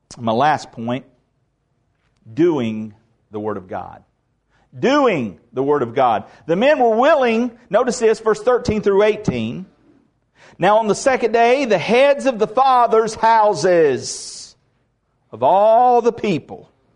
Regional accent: the South, United States; I'm Southerner

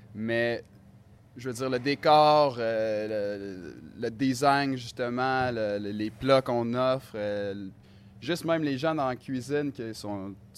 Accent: Quebec, Canada; now in Helsinki, Finland; je viens du Québec

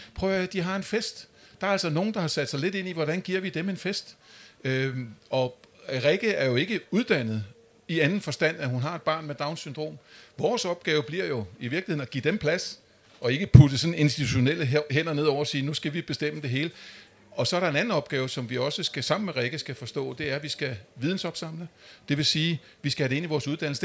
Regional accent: Amager, Capital Region of Denmark, Denmark; Jeg kommer selv fra Amager

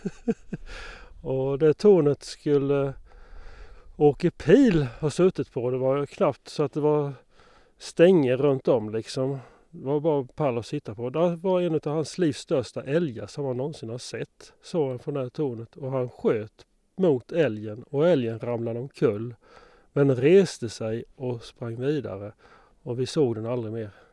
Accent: Moanäs, Sweden; det var hemma i Moanäs

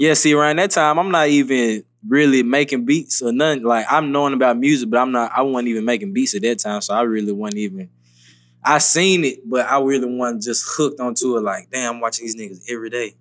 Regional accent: Memphis, Tennessee, United States; moved away as an adult; now in Atlanta, United States; I grew up, I'm really from Memphis

